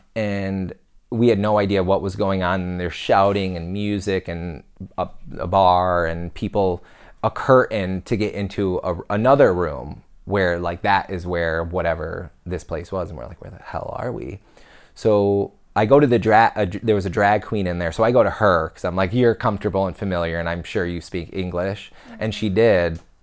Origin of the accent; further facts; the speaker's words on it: United States; we're American